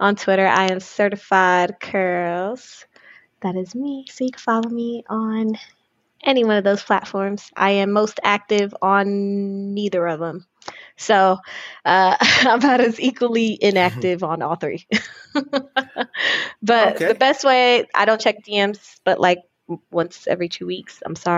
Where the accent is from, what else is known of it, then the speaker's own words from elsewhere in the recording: Florida, United States; maybe that's when a lot of people knew I was from Florida.